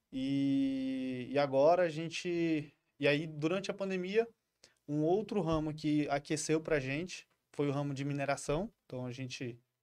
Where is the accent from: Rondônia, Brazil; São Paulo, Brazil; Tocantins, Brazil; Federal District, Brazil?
Rondônia, Brazil; Porto Velho; nascido em Porto Velho, ah. criado em Porto Velho, saí poucas vezes daqui